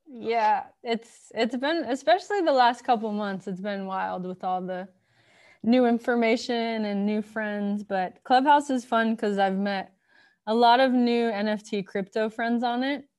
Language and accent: English; Miami, Florida, United States; also born or lived in Baltimore, Maryland; I'm from Miami, Florida, third generation, and grew up there